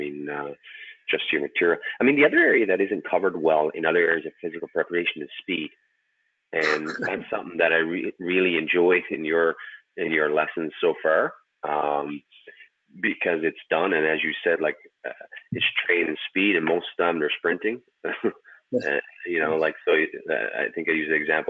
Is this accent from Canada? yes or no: yes; Canada; Being Canadian